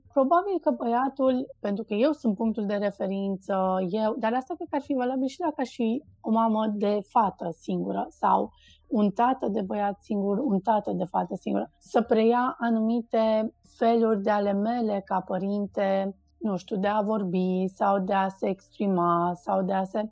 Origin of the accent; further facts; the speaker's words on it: Cluj-Napoca, Cluj County, Romania; poate în Cluj-Napoca, de unde sunt eu, unde noi suntem așa, un pic mai uh, lenți și ardeleni